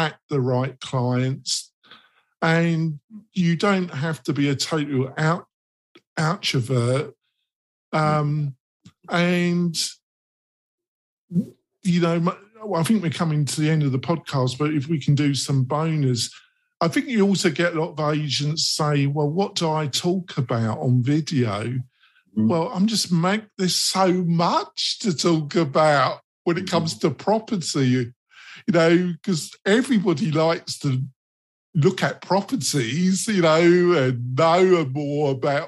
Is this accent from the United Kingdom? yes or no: yes; England, United Kingdom; I'm English